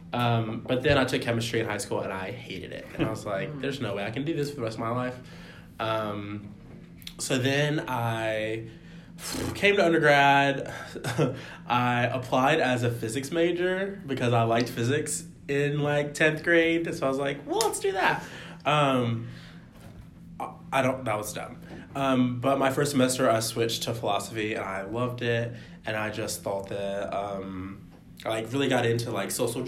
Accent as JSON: {"language": "English", "region": "Georgia", "country": "United States", "said": "I am from Georgia. I went to undergrad in Georgia"}